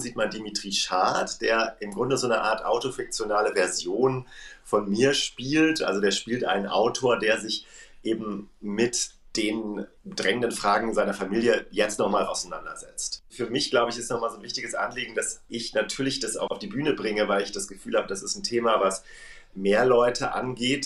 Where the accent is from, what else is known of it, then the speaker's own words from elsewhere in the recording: Germany; als Deutsche